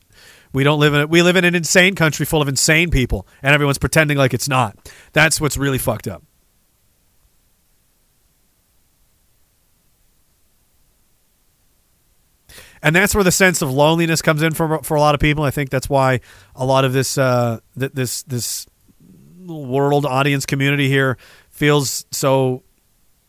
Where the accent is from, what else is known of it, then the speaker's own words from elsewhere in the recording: Canada; being Canadian